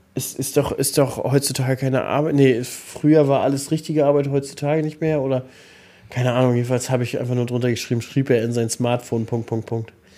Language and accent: German; Mecklenburg-Vorpommern, Germany; bei uns in MV